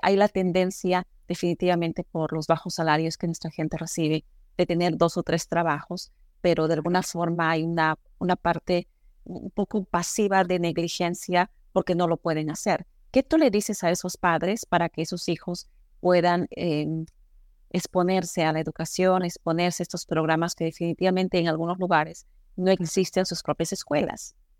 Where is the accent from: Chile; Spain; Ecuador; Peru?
Peru; moved away; yo soy peruana